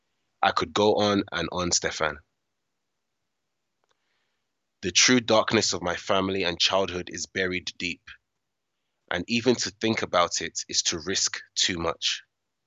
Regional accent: United Kingdom; born there; I'm a British-born West African male in my early 30s.

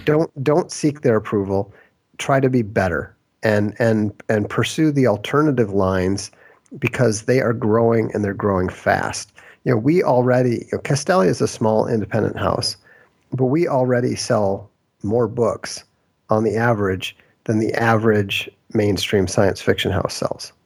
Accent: Minnesota, United States; I grew up in Minnesota

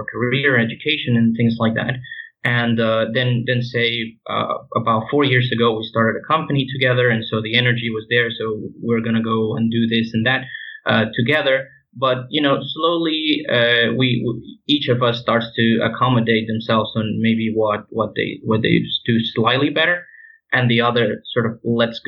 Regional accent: Venezuela; moved away as an adult; I'm from Venezuela, from Italian and other European descent. But I was born in South America.

